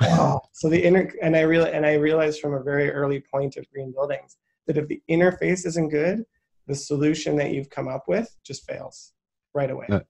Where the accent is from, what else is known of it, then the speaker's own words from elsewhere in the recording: Saskatchewan, Canada; I grew up in Saskatchewan